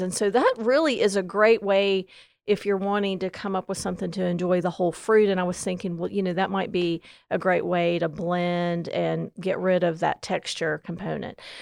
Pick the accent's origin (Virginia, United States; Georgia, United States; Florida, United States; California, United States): Virginia, United States; Southwestern; moved away as an adult; now in Gaston County, North Carolina, United States; I came from Southwestern Virginia, so muscadines were really new to me twenty years ago when I came to Gaston County